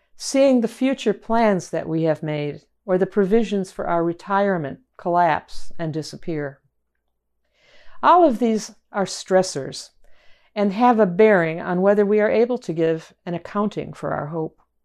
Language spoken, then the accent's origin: English; Chicago, Illinois, United States; moved away; also born or lived in Boston; from my hometown in Chicago